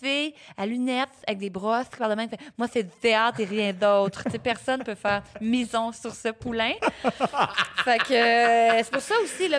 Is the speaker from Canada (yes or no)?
yes; Sorel-Tracy, Quebec, Canada; also born or lived in Repentigny / Témiscamingue; née à Repentigny, rapidement déménagée au Témiscamingue, mais pas longtemps, ah! pour finalement aller me réinstaller à Sorel-Tracy, d'où ma mère vient à l'âge de 4 ans. J'ai vécu la, vraiment une enfance, adolescence